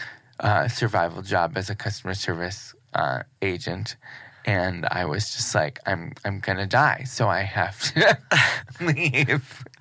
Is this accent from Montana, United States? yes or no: no; Cleveland, Ohio, United States; in Cleveland, which is also my hometown